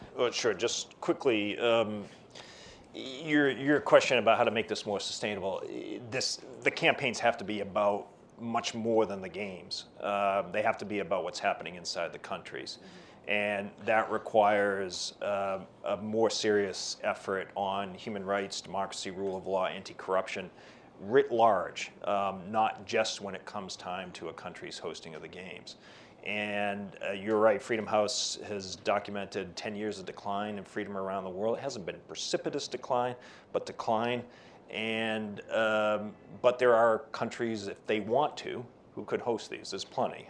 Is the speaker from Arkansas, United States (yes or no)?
no; Boston, Massachusetts, United States; I'm from Boston